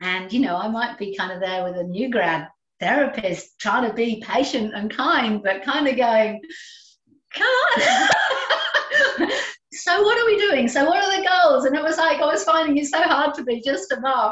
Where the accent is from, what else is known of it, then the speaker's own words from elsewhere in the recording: England, United Kingdom; moved away as an adult; also born or lived in London; now in Australia; I'm English, and I trained with a good friend of mine and lived with her in London before. We both ended up in Australia